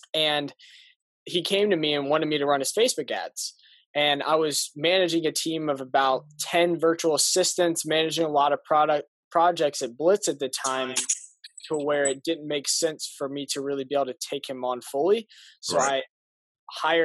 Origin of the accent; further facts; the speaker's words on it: Indianapolis, Indiana, United States; moved away; also born or lived in Arizona; I'm from Indianapolis, Indiana, and I moved from there to Arizona